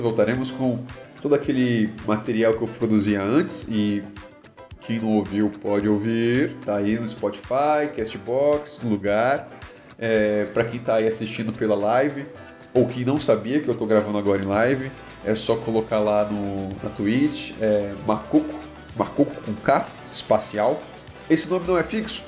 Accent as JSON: {"language": "Portuguese", "country": "Brazil", "said": "nós, como brasileiros"}